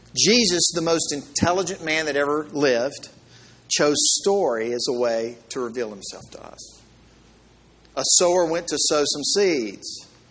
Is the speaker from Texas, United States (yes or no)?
no; Mississippi, United States; I'm from the South and from Mississippi